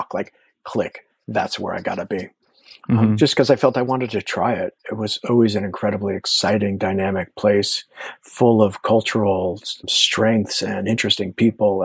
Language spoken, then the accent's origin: English; San Francisco, California, United States; moved away as an adult; also born or lived in Bolinas, California / Berlin; now in New York, United States; I grew up in the city, but I grew up in the Castro